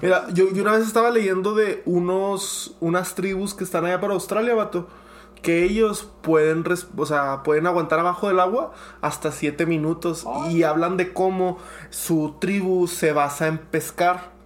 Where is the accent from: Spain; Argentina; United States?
United States; soy americano